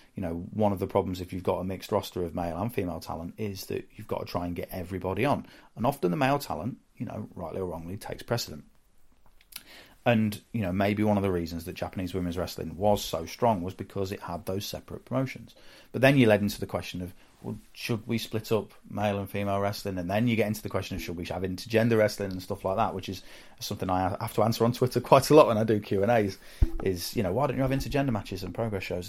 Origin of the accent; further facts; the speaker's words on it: the Midlands, England, United Kingdom; I'm from the Midlands